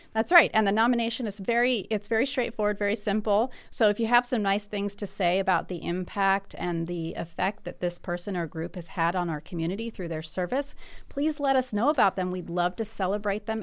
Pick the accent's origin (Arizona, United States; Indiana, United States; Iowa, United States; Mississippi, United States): Indiana, United States; Bloomington; I, I'm from Bloomington